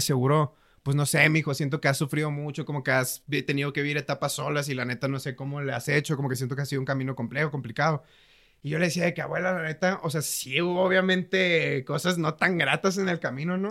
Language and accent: Spanish; Mazatlán, Sinaloa, Mexico; soy de Mazatlán, Sinaloa